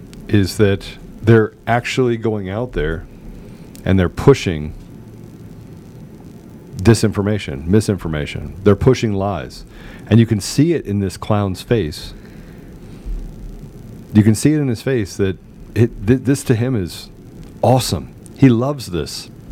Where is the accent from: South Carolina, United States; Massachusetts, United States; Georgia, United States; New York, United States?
Georgia, United States; has had great impact on turning the country and my home state of Georgia blue.